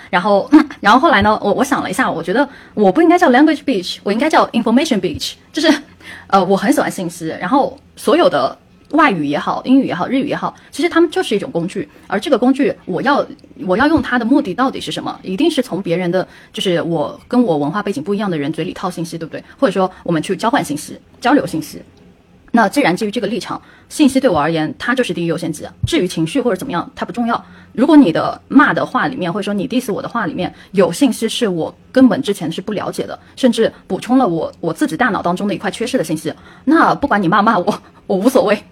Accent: China; 我们作为中国人，我们曾经接受的一套，呃，教育理念

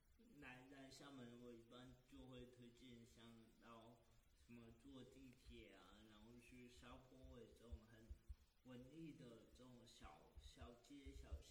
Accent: Zhangzhou, Fujian, China; 应该说，整个福建、整个闽南，闽南人还是挺会弄吃的。我我老家是在漳州嘛

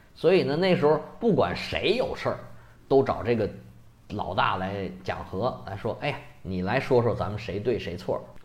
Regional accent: China; 虽然咱们中国人都很不喜欢他

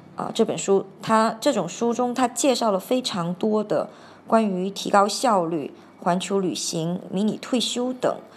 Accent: Hainan, China; moved away; also born or lived in Argentina; 我小时候在海南的时候，我们就是在椰子树下的吊床下午睡

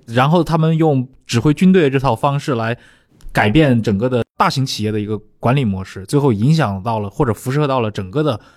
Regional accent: China; 我们中国人

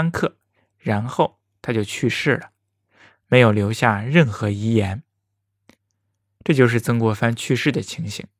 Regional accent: China; 过去呀，我们中国人对死有不同的叫法。

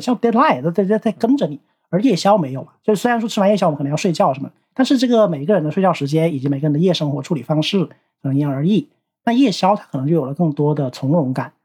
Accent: Guangxi, China; moved away as an adult; now in Tokyo, Japan; 但我在广西长大，然后后来也去广州去待了一段时间

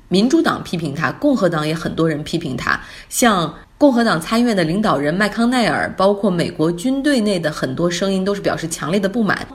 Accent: Harbin, Heilongjiang, China; moved away; 我这次还回了一趟老家哈尔滨

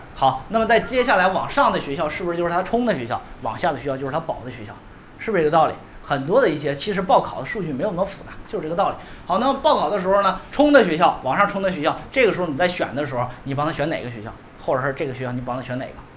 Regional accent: China; 我们中国人经常有一个想法，就先啃牛逼的来

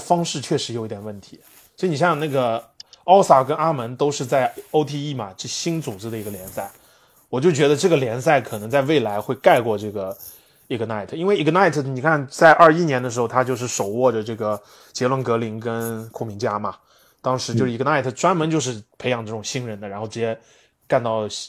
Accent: Canada; 我们加拿大人啊，是这个我也是

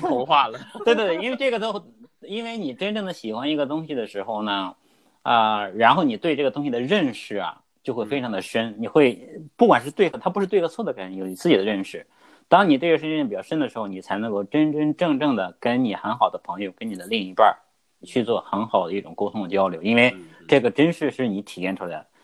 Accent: Hebei, China; moved away as an adult; also born or lived in Beijing; now in Australia; 当然因为我们都是河北人嘛

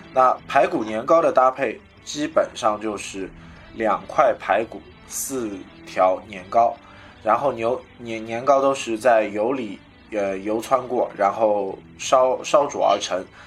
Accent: Shanghai, China; 我们上海人

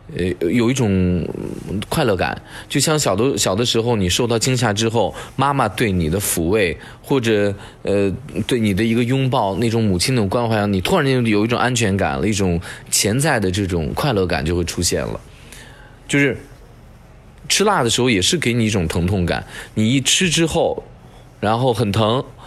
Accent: China; 在吃辣的这个事情上啊，我们中国人呢，一开始的时候就过于谨慎了，缺乏冒险精神

